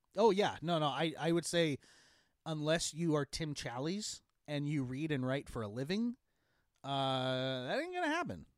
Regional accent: Eastern Washington, United States; I grew up in Eastern Washington

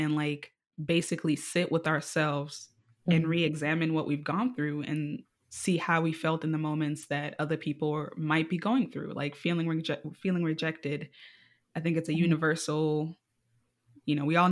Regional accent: Nairobi, Kenya; now in United States; I was born and raised in Nairobi, Kenya

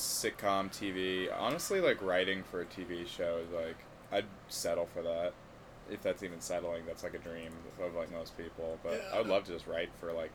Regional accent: Bay Area, California, United States; moved away; the Bay Area, California

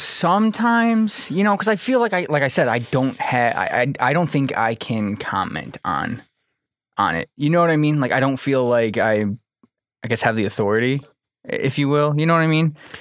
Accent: Manteno, Illinois, United States; I grew up in Mantino.

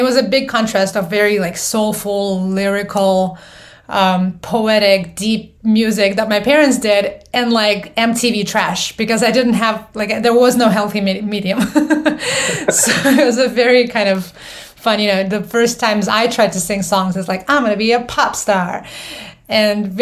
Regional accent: Moldova; moved away; I'm originally from Moldova, so that's post-Soviet world

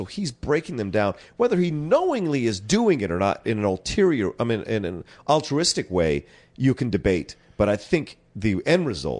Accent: Philadelphia, Pennsylvania, United States; I was born in Philly

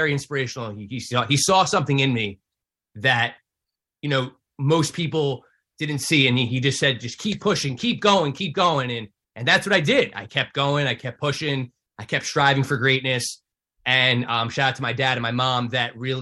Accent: Livingston, United States; I was at Livingston High School, my hometown here in town

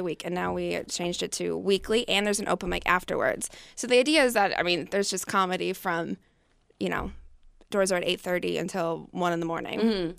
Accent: Wisconsin, United States; Wisconsin. {S5} Oh, Wisconsin. {S4} Yeah. So born and raised Wisconsin.

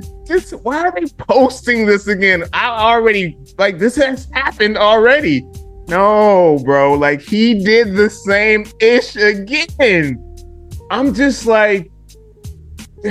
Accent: Detroit, Michigan, United States; now in Memphis, United States; y'all know I'm from the D. Y'all know I'm from Detroit

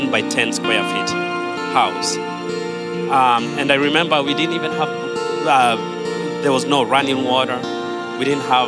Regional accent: Kenya; now in United States; I was born and raised in Kenya

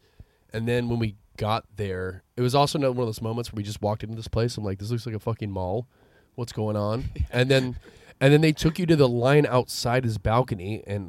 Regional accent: San Rafael, California, United States; I'm from San Rafael.

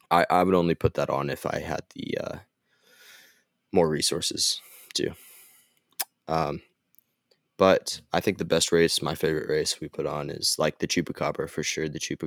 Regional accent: Ardmore, Oklahoma, United States; born there; also born or lived in Gainesville; I was born in Ardmore, Oklahoma, so I don't know, it's kind of sentimental in a way, is like that's the place I was born

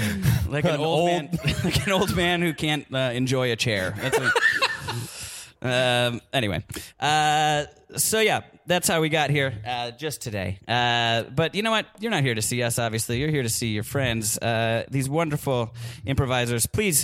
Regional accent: Milwaukee, Wisconsin, United States; now in Los Angeles, United States; I'm from Milwaukee

